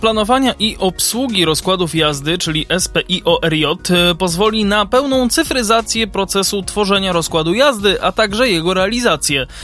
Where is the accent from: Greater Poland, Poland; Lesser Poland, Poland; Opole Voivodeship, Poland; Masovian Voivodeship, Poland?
Lesser Poland, Poland; Kraków; u nas w Krakowie